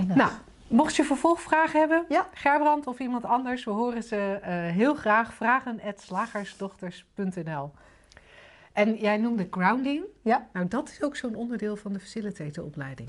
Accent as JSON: {"language": "Dutch", "town": "'s-Gravenzande", "region": "South Holland", "country": "Netherlands", "tie": "born or raised there", "said": "in Schavenzanden, waar ik opgegroeid ben"}